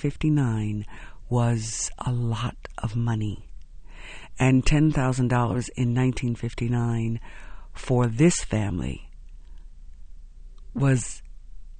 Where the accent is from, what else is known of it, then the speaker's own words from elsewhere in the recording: Houston, Texas, United States; a young girl growing up in Houston